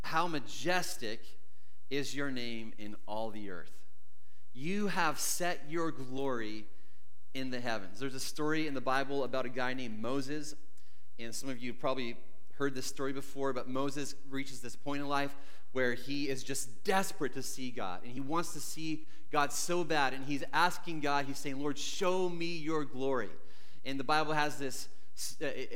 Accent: Canada; growing up in Canada

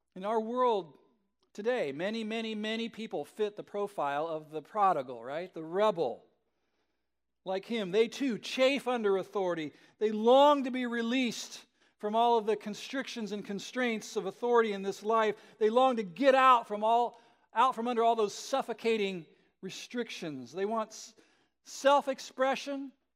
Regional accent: Southern California, United States; I grew up in Southern California in the sixties and seventies.

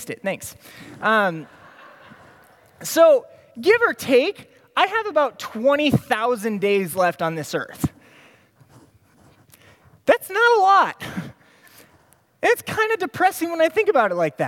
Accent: Des Moines, Iowa, United States; I grew up in Des Moines

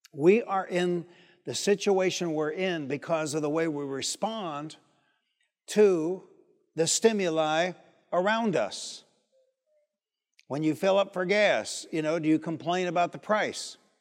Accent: Detroit, Michigan, United States; also born or lived in Highland Park, Michigan; I'm from Detroit.

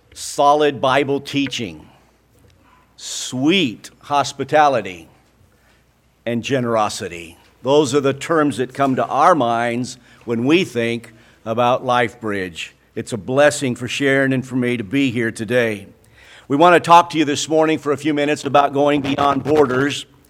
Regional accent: Mexico; I was born in Mexico. Uh, we lived on or near the border for most of my life.

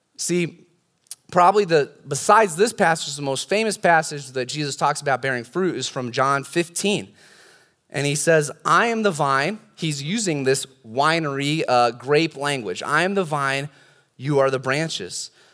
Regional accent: California, United States; I've got a lot more experience being a Californian

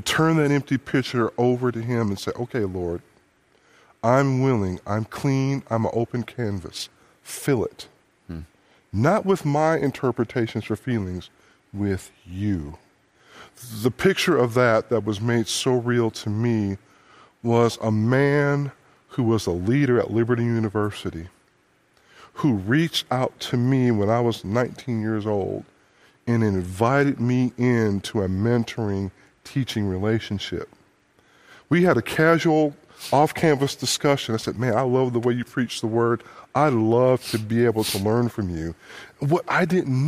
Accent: Detroit, Michigan, United States; I grew up in Detroit

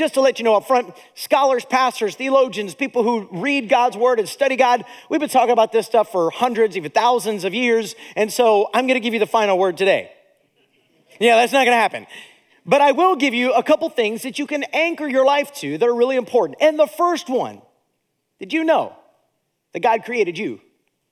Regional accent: Akron, Ohio, United States; also born or lived in Zanesville, Ohio / Steubenville, Ohio; now in Indiana, United States; I was born in Zanesville, lived in Steubenville, and then raised in Akron, Ohio

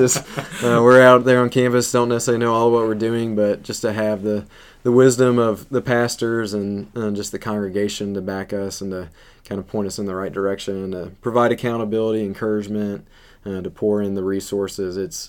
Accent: Tennessee, United States; moved away as an adult; now in Michigan, United States; Growing up in Tennessee, this really reminds me of home.

